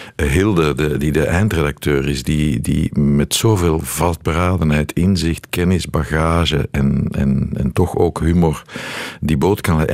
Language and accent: Dutch; Brussels, Brussels-Capital Region, Belgium; accent: Brussels; dat Brussels accent, ja, ik ben Brusselaar.